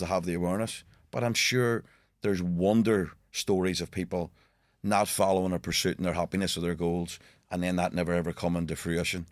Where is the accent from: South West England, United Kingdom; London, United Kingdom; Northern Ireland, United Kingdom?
Northern Ireland, United Kingdom; Belfast; growing up in Belfast